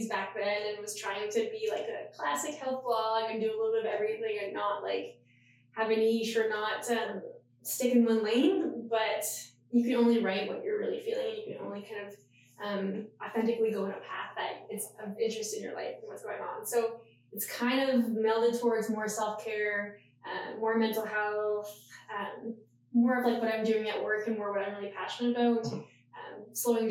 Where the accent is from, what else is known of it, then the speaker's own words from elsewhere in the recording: Yellowknife, Northwest Territories, Canada; I'm actually born and raised in Yellowknife. So way up in the north of the territories